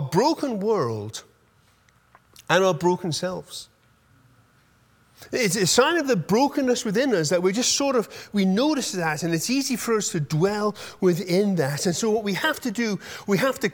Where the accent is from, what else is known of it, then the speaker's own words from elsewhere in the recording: United Kingdom; moved away; I'm British